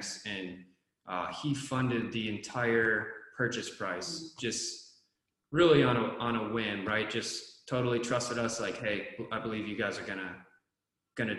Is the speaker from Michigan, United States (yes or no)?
yes; upper Michigan, United States; moved away; my hometown or near it in Michigan, upper Michigan